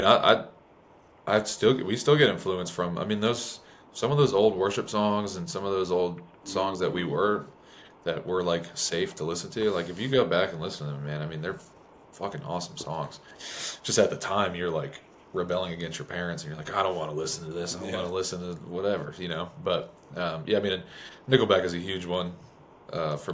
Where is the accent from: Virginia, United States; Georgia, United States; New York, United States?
New York, United States; now in Nashville, United States; where I grew up in New York was, I mean, my neighbor, like, right down the road